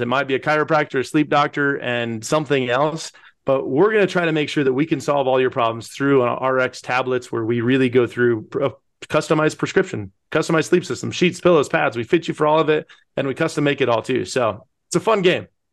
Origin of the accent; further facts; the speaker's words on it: Pueblo, Colorado, United States; we are, uh, born and raised in Pueblo, Colorado, the, uh, most amazing city on earth.